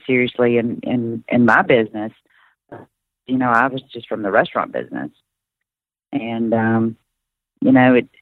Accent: Mississippi Delta, United States; I came from the Mississippi Delta

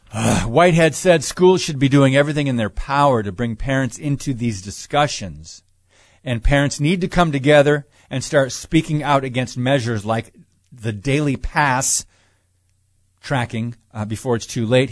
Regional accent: United States; I am an American

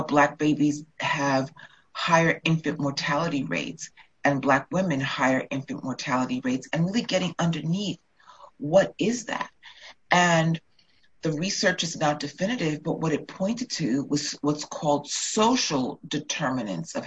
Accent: New York, United States; I grew up in New York

